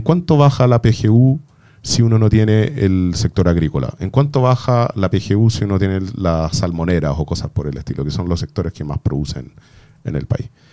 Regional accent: Chile; como chilenos

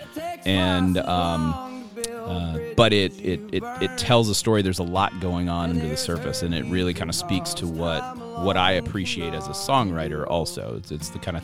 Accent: Kentucky, United States; moved away; I'm originally from Kentucky

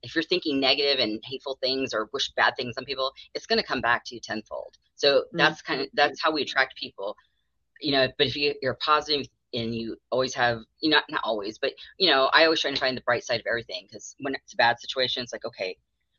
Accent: Arizona, United States; also born or lived in North Carolina; I was born in North Carolina, raised in Arizona by people from Alabama.

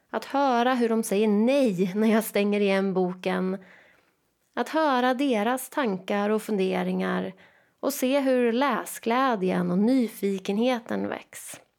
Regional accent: Jönköping, Jönköping County, Sweden; Jag är född och uppvuxen i Jönköping.

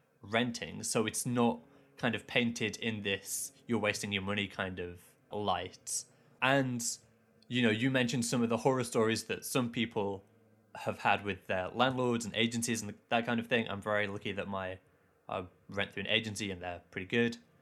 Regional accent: Leeds, Yorkshire and the Humber, United Kingdom; I grew up in Leeds

